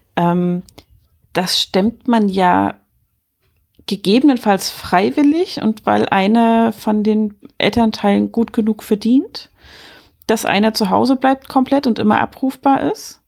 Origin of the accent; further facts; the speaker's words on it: Germany; bei uns in Deutschland